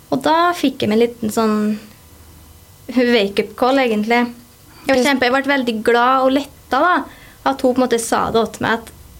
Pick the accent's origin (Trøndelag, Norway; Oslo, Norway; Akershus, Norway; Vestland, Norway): Trøndelag, Norway; Ålen; also born or lived in Haltdalen; jeg kommer opprinnelig fra Haltdalen. Og så flytta vi til Ålen når jeg gikk sånn i tredje klasse. Og der har jeg egentlig bare bodd.